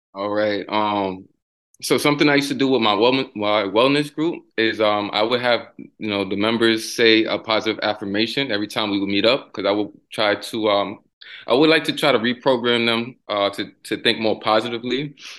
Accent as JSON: {"language": "English", "town": "New York City", "region": "New York", "country": "United States", "tie": "born or raised there", "moved": "yes", "lives_now": "Tampa, United States", "said": "growing up in the Bronx."}